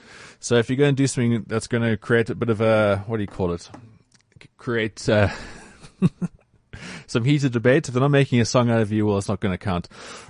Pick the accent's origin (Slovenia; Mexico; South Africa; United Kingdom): South Africa; as a human, as a South African